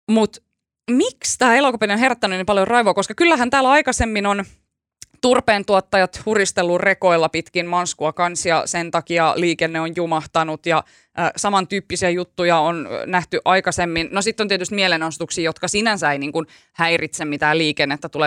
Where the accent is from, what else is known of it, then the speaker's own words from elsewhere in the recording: Turku, Southwest Finland, Finland; mä oon Turusta